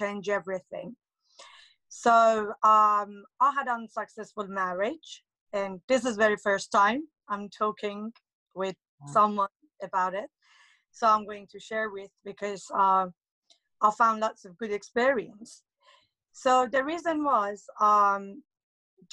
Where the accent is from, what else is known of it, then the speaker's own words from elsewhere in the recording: Tehran, Tehran Province, Iran; now in United Kingdom; I'm from Iran, Tehran, and it's been nearly, I think, 14 years that I'm living in UK